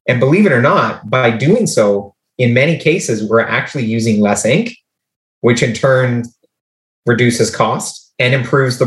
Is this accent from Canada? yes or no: yes; Canada; we're from Canada